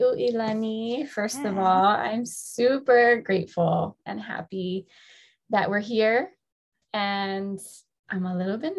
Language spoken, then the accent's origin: English; Kailua, Hawaii, United States; I born and raised here on the island of Oahu, moved all over the place. So I was born in Kailua, raised in Kailua for a couple of years.